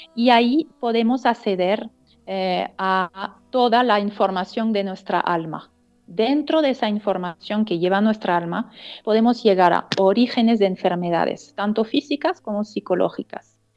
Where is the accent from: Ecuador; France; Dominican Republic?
France; Strasbourg, Grand Est; Spanish is a second language; moved away as an adult; also born or lived in Sacred Valley, Peru; now in Peru; yo nací en eh, una ciudad que se llama Estrasburgo, que es frontera con Alemania, en el norte-este de Francia.